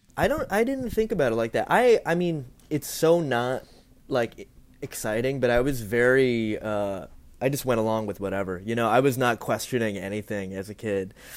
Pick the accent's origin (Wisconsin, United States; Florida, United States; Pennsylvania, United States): Florida, United States; Ocala; I'm from Florida. I was born in, in Ocala